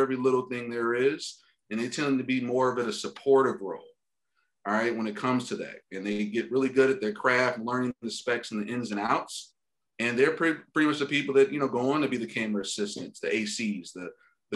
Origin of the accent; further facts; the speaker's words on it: Detroit, Michigan, United States; moved away as an adult; now in Los Angeles, United States; I grew up like, middle working class, blue collar in the suburbs of Detroit, Michigan